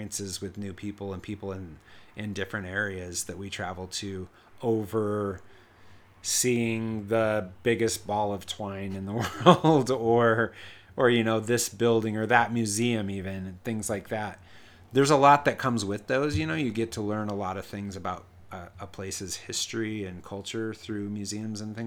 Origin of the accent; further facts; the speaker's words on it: Denver, Colorado, United States; I grew up in Denver for the most part, most of my life